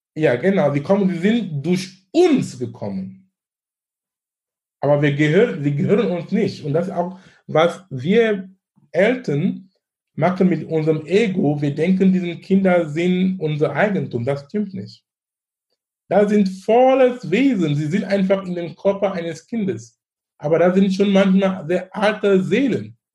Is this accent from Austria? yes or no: no; Cameroon; German is a second language; now in Germany; wo wir überhaupt in Kamerun arbeiten, wo ich herkomme